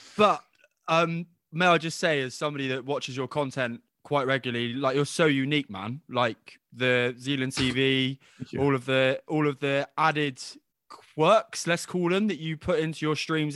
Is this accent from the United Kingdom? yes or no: yes; England, United Kingdom; I was born in England